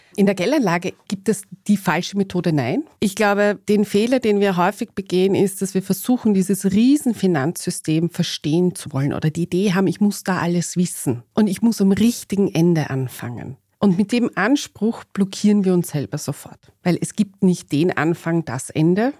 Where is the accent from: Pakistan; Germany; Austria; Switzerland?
Austria; als gebürtige Österreicherin